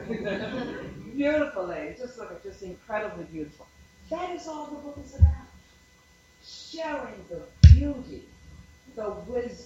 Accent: North Carolina, United States; moved away; I'm from North Carolina

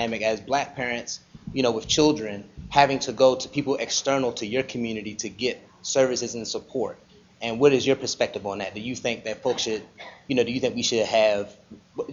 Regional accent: Baltimore, Maryland, United States; I'm actually from Baltimore. And I grew up in West Baltimore

